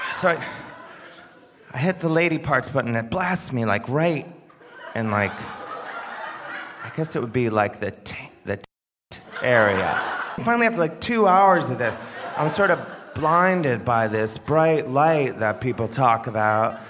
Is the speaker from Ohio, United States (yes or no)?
yes; Ohio, United States; I'm from Ohio, which is it's a very popular swing state